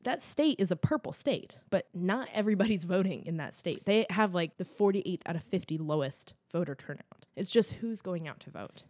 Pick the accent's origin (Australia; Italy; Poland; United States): United States; California; I'm from California, I'm not from Texas